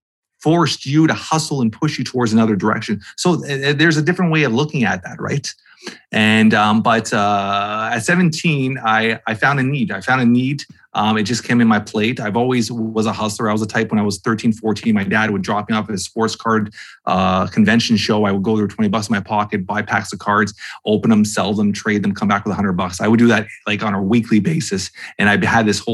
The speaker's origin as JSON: {"language": "English", "town": "Toronto", "region": "Ontario", "country": "Canada", "said": "I'm from Toronto, Canada"}